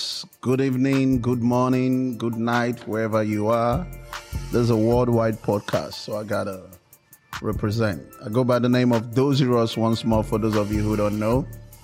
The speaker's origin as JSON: {"language": "English", "region": "Lagos", "country": "Nigeria", "tie": "born or raised there", "also_born_or_lived": "Atlanta, United States", "moved": "as an adult", "lives_now": "Miami, United States", "said": "originally I was born and raised in Lagos, Nigeria. I moved down to the United States in 2010. That's like 12 years ago now."}